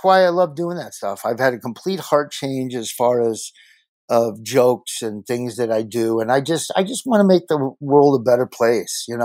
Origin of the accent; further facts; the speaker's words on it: Pawnee City, Nebraska, United States; moved away as an adult; also born or lived in Sanford, Florida; I grew up here in Pawnee City, Nebraska